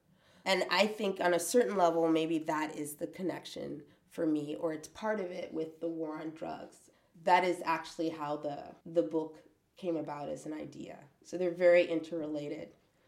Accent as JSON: {"language": "English", "town": "Oakland", "region": "California", "country": "United States", "tie": "born or raised there", "also_born_or_lived": "Virgin Islands / New York", "said": "So, and you know, and I grew up in partially in Oakland and then in the Virgin Islands and then in upstate or in New York."}